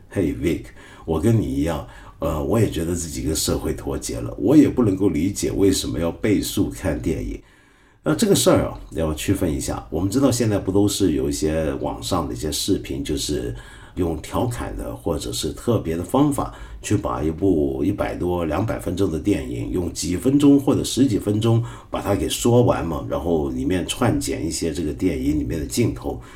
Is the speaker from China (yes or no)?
yes; China; 我们中国人